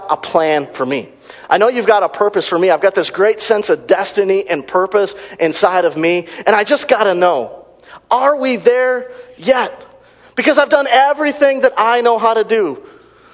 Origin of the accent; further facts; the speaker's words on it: Racine, Wisconsin, United States; I grew up in the ghetto. I'm from Racine, Wisconsin